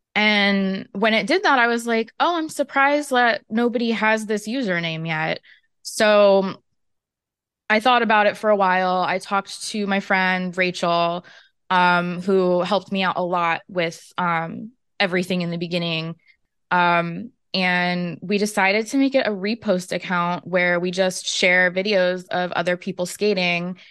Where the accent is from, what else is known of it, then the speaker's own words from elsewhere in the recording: Florida, United States; I'm from Florida